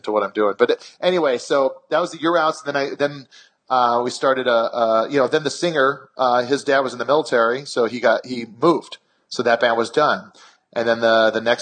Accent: Kailua, Hawaii, United States; moved away; my town in Kailua

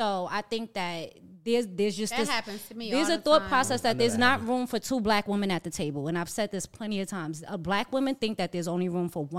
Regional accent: New York, United States; I'm from New York, too.

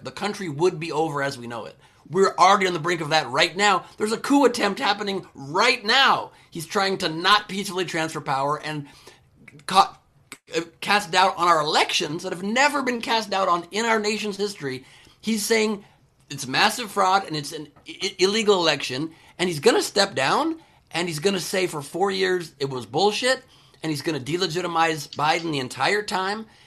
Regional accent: Beverly Hills, California, United States; also born or lived in San Fernando Valley, Los Angeles / San Diego; we were lower middle class family growing up in Beverly Hills

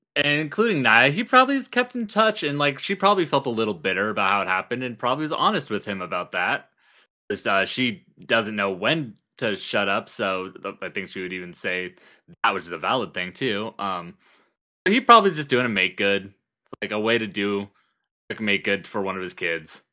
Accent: Idaho, United States; We're from Idaho

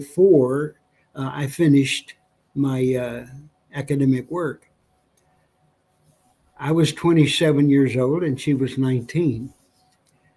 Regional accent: New Mexico, United States; My wife and I both born and raised in New Mexico.

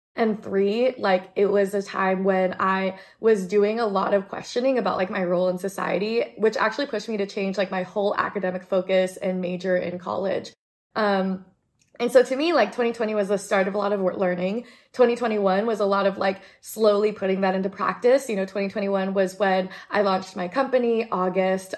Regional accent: United States; I'm Asian American and I feel like I'm very assimilated

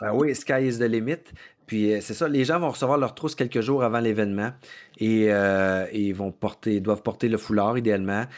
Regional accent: Mauricie, Quebec, Canada; je suis du diable en Mauricie, de mon coin de pays aussi.

